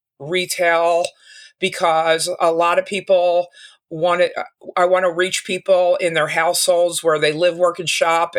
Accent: Philadelphia, Pennsylvania, United States; also born or lived in Arizona; I'm from Philadelphia

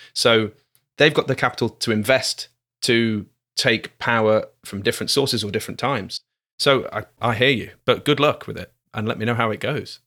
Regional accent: Glasgow, Scotland, United Kingdom; we're from Glasgow, here, everything's slower

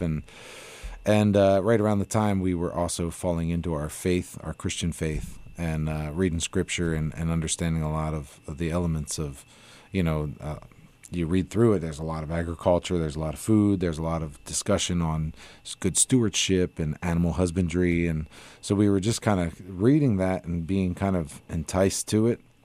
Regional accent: Pennsylvania, United States; moved away; we're originally from Pennsylvania

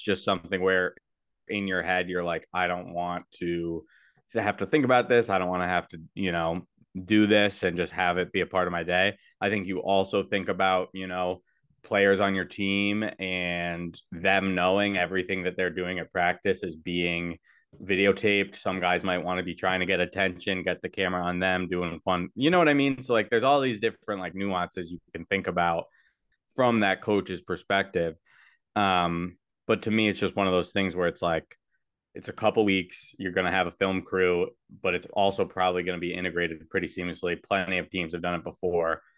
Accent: Cortland, New York, United States; Blake and I grew up in Cortland

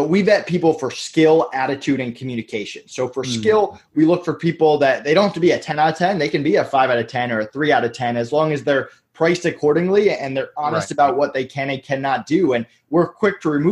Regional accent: Massachusetts, United States; now in Orlando, United States; I'm from Massachusetts originally

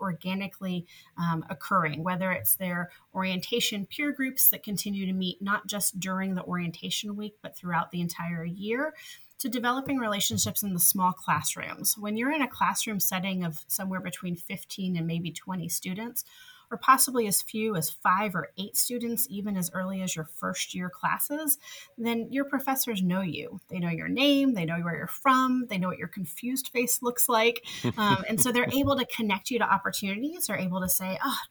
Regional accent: New Jersey, United States; moved away as an adult; also born or lived in North Carolina; now in Memphis, United States; I grew up in New Jersey, just a train ride away from New York.

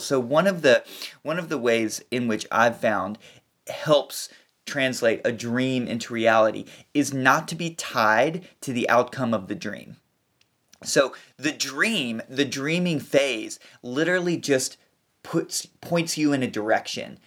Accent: Kentucky, United States; moved away; I'm from Kentucky, and we live on a little p, piece of land, it's about twenty-five acres

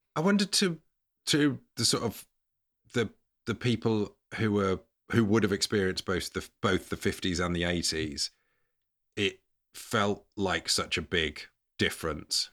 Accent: England, United Kingdom; as an English person

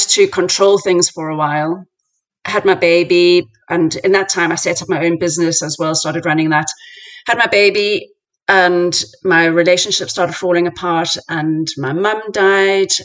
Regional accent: South Africa; moved away; I grew up in South Africa

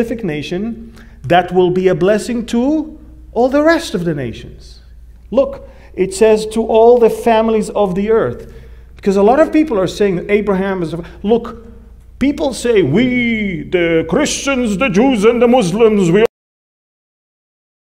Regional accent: Jerusalem, Jerusalem District, Israel; I come from Israel. I'm a Jew from the tribe of Judah, born in Jerusalem, from the nation of Israel

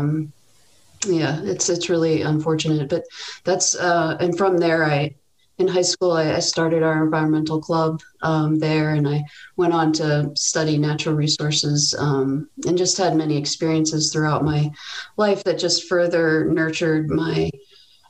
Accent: Paoli, Pennsylvania, United States; I grew up outside of Philadelphia in a suburban town called Paoli.

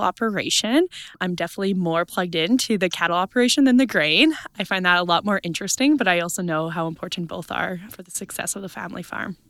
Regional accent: East Central Saskatchewan, Canada; I am from Saskatchewan, East Central Saskatchewan, farm with my family there

